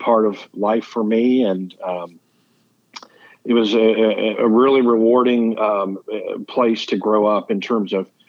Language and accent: English; Oxford, Ohio, United States; I was raised in Oxford, Ohio, college town, Miami of Ohio. Just northwest of Cincinnati, and so great place to grow up.